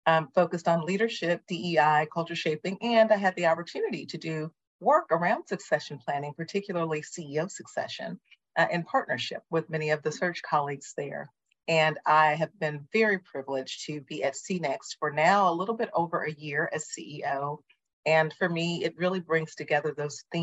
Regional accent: Flint, Michigan, United States; I'm from Flint, Michigan, the birthplace of General Motors.

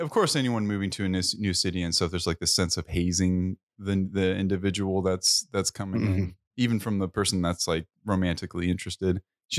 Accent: California, United States; I'm from California.

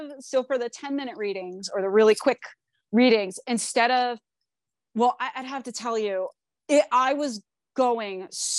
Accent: New Jersey, United States; because I grew up not in Asbury Park, but I grew up like as a shore kid down the shore area in Jersey, like more central Jersey.

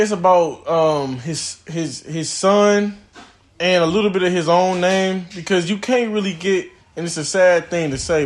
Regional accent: Muskegon, Michigan, United States; we're from Muskegon, Michigan.

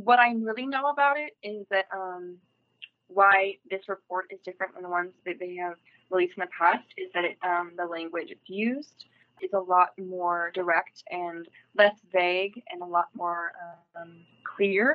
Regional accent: United States; where I grew up in Laneville my whole life

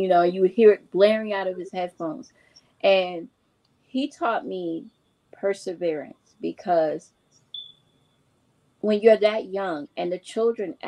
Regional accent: New York City, New York, United States; I grew up with her in New York City.

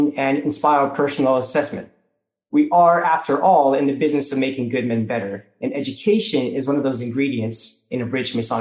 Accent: Sacramento, California, United States; also born or lived in Mount Vernon, Virginia; gathered in my hometown of Sacramento

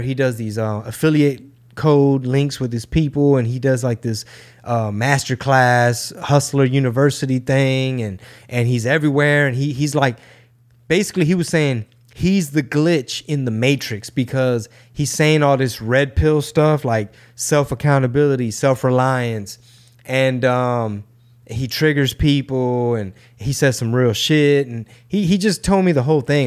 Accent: Houston, Texas, United States; born or raised there

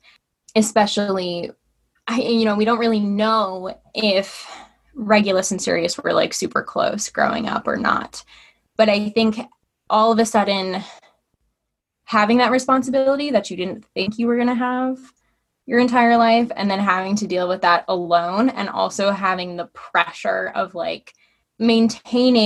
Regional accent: Connecticut, United States; also born or lived in New York; I was born in New York, but I have been in Connecticut since I started kindergarten

